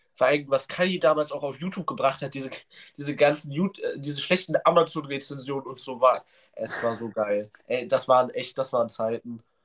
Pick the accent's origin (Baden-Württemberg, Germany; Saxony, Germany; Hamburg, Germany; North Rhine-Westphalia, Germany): Saxony, Germany; Leipzig; Bei uns in Leipzig